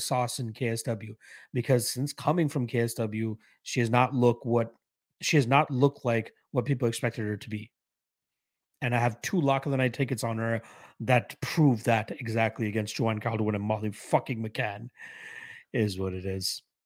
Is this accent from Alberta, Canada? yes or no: no; Toronto, Ontario, Canada; I'm from Toronto, so not too far